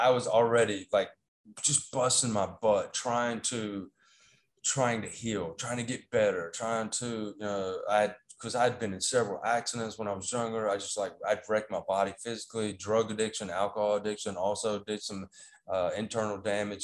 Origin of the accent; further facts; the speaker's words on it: North Carolina, United States; accent: Southern; moved away as an adult; now in Taiwan; I was born in America. I'm from North Carolina. I don't know if you can pick up on my Southern accent. I was born there.